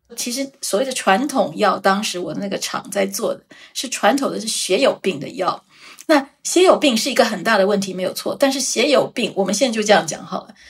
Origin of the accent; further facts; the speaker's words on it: Taiwan; also born or lived in Switzerland; 毕竟我是一个台湾人